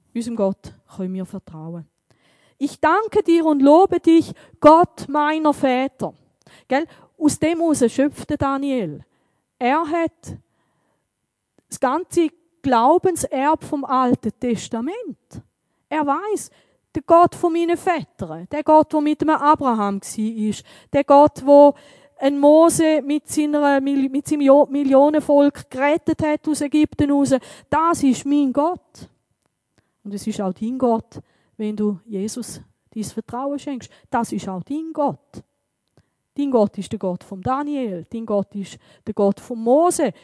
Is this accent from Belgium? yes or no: no; Switzerland; bei uns in der Schweiz